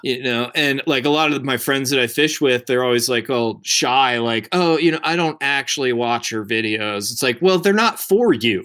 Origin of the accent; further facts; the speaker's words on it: outside of Baltimore, Maryland, United States; moved away as an adult; also born or lived in Colorado; I grew up in Maryland, uh, outside of Baltimore.